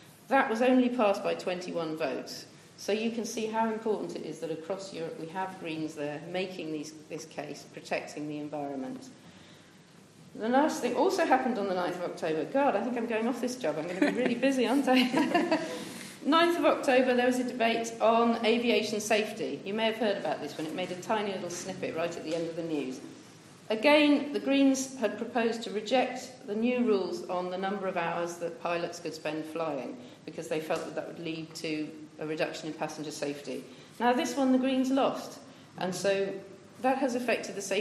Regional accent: Bath, South West England, United Kingdom; I grew up in Bath and went to school here

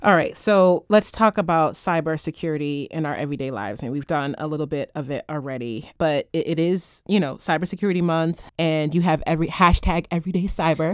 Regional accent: United States; me as an American

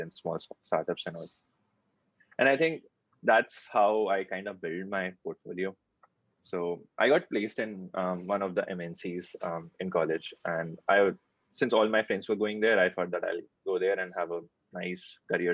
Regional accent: Kanpur, Uttar Pradesh, India; moved away; also born or lived in Bangalore; I'm from Kanpur

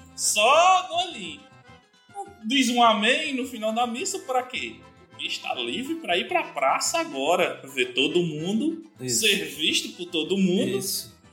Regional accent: Cachoeira dos Índios, Paraíba, Brazil; moved away; em Cachoeira não tinha esse, essa galera barra pesada, pelo menos quando eu morava lá, né? É, quando era na minha terra infância

